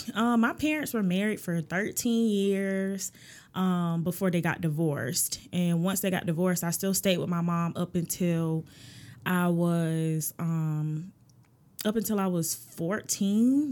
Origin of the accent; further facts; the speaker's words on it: Augusta, Georgia, United States; I am from Augusta, Georgia